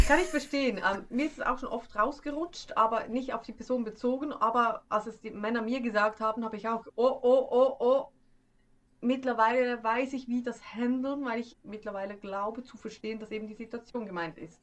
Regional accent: Schwyz, Switzerland; accent: Swiss German; first language Swiss German; moved away; ich komme aus dem Kanton Schwyz

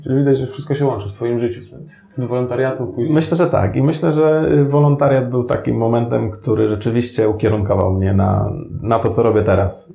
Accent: Sandomierz, Świętokrzyskie Voivodeship, Poland; also born or lived in Madeira; w moim Sandomierzu, skąd pochodzę

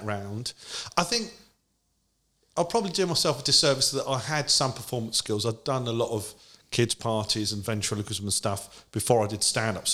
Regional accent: London, United Kingdom; I grew up in Edmonton

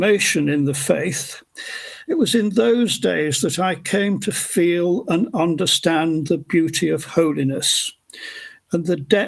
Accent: Oldham, North West England, United Kingdom; now in Cambridge, United Kingdom; I was born in Oldham in 1946, middle of three brothers

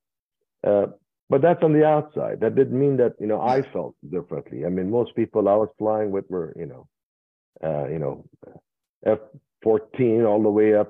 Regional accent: Iran; moved away; I was born in Iran

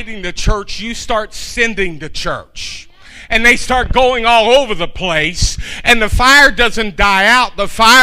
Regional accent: Louisville, Kentucky, United States; I was from Louisville, Kentucky, and there were buildings all over the place.

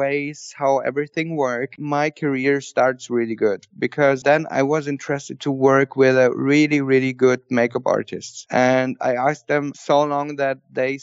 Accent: Austria; now in Berlin, Germany; I was grown up in Austria with 600 sheep and my dad. And then we came down to Germany

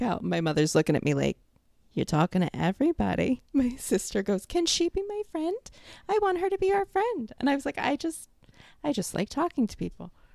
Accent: New York, United States; accent: New York; moved away as an adult; now in Florida, United States; I've been out of New York for five years now

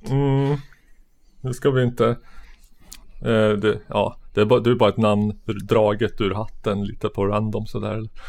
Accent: Sörmland, Södermanland, Sweden; jag växte upp på landet i Sörmland

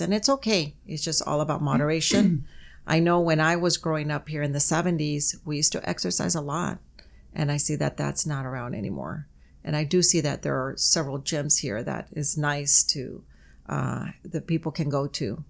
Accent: Calexico, California, United States; moved away as an adult; also born or lived in Mexicali, Mexico; now in San Diego, United States; i'm originally from uh, Calexico, California. I was born in Mexicali. I'm class of 81. I left here in 84

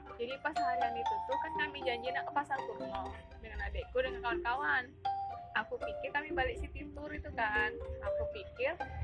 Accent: Jakarta, Indonesia; Aku kan dari Jakarta

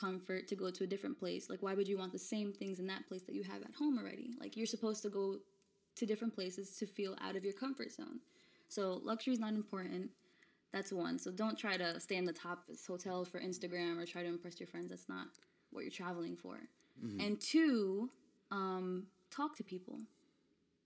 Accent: Florida, United States; also born or lived in Brooklyn, New York / Ponce, Puerto Rico (family); now in New York, United States; I grew up in Florida. I was born here in New York in Flatbush, Brooklyn

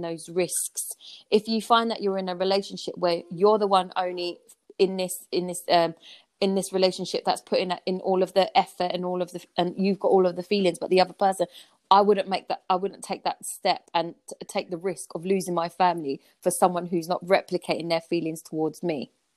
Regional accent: London, United Kingdom; I grew up in Peckham, southeast yeah. London

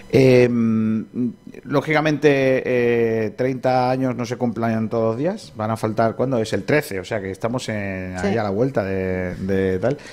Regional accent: Rincón de la Victoria, Andalusia, Spain; yo que soy de aquí de Rincón

